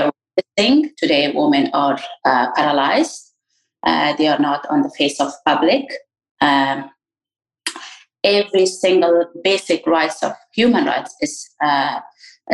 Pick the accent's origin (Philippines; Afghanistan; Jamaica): Afghanistan; moved away as an adult; now in Sydney, Australia; I'm originally from Afghanistan. I live in Sydney, Australia.